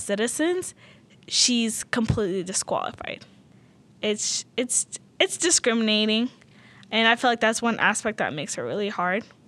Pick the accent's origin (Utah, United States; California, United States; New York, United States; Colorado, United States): Utah, United States; South Salt Lake; English is a second language; also born or lived in Sudan; I grew up in the South Park apartments. It was all refugees